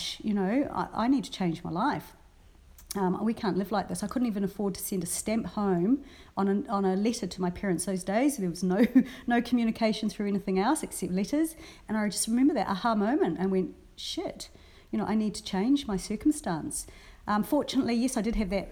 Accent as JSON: {"language": "English", "country": "New Zealand", "tie": "born or raised there", "also_born_or_lived": "Brisbane, Australia", "moved": "yes", "lives_now": "Australia", "said": "I've mostly worked a lot with radio stations in New Zealand because I grew up in New Zealand"}